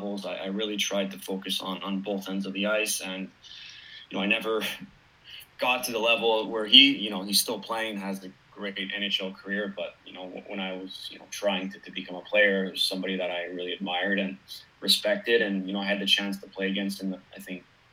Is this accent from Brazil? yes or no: no; Kirkland, Quebec, Canada; I grew up in Kirkland, suburb of Montreal